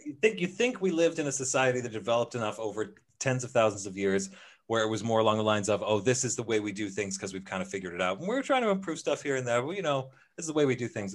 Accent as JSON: {"language": "English", "country": "Canada", "said": "I'm from Canada"}